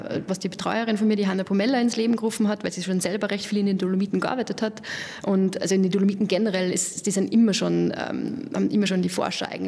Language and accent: German; Lower Austria, Austria; also born or lived in Denmark; Na, grundsätzlich bin ich aus Niederösterreich, also da sind die Berge immer nicht so hoch bei uns.